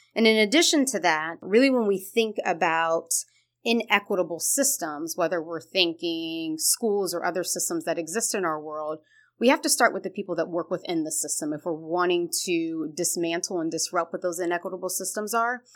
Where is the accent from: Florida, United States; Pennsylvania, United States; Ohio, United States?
Ohio, United States; Columbus; now in Cincinnati, United States; I originally am born and raised in Columbus, Ohio